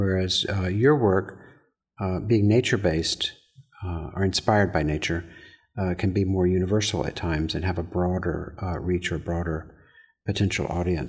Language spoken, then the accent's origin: English; Georgia, United States; And I was raised in Georgia, so I love the storytelling and the stories and the narrative.